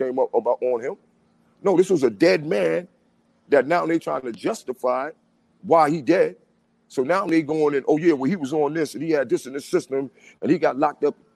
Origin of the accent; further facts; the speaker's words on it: New York City, New York, United States; I'm 52 years old, born and raised in the Bronx.